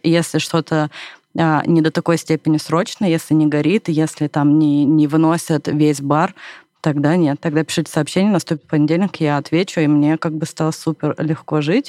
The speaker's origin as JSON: {"language": "Russian", "town": "Irkutsk", "region": "Irkutsk Oblast", "country": "Russia", "tie": "born or raised there", "moved": "as an adult", "lives_now": "Moscow, Russia", "said": "вокруг тебя много друзей, ну, там, в родном городе"}